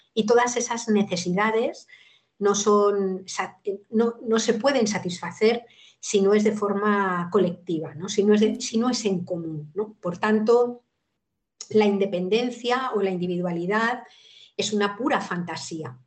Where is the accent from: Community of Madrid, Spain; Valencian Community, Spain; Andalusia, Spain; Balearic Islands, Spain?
Community of Madrid, Spain; Madrid; moved away as an adult; now in Cantabria, Spain; yo soy madrileña de nacimiento y he vivido en Madrid la mayor parte de, mi vida